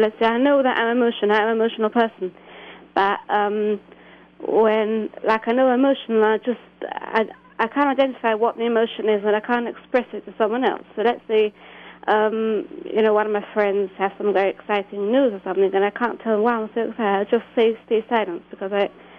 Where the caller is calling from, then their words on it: England, United Kingdom; Yes, I'm calling from England.